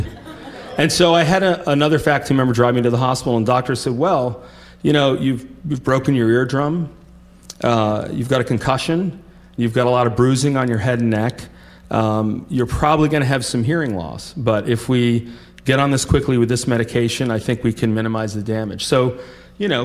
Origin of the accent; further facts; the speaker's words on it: Vermont, United States; moved away; I'm from Vermont